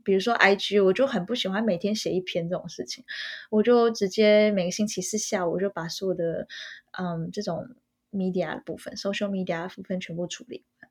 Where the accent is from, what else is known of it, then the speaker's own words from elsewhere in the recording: Taiwan; moved away as an adult; now in Paris, France; 我本人，我是一个台湾人